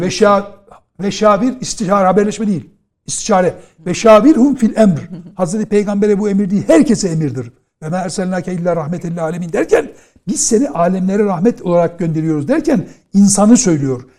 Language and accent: Turkish; Trabzon, Turkey; ben Trabzonluyum